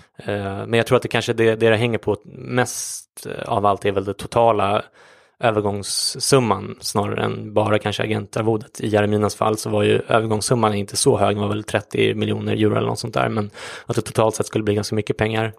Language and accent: Swedish; Sweden; som svensk